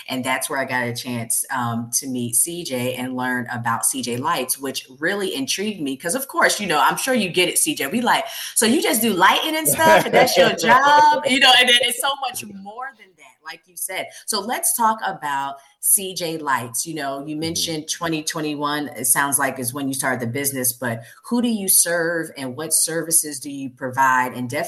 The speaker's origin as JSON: {"language": "English", "town": "Ladson", "region": "South Carolina", "country": "United States", "tie": "born or raised there", "also_born_or_lived": "Brooklyn, New York", "said": "I was born in Brooklyn, New York, moved when I was 10 to Latin, South Carolina."}